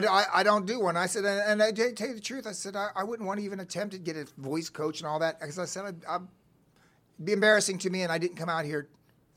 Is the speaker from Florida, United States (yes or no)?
yes; Cocoa Beach, Florida, United States; accent: Southern; moved away as an adult; also born or lived in Illinois; now in Los Angeles, United States; I grew up there. I was born in Illinois, but we moved to Florida at 4. And, you know, I have very few memories of Illinois. So I grew up in Florida. But I moved to L.A. in 85.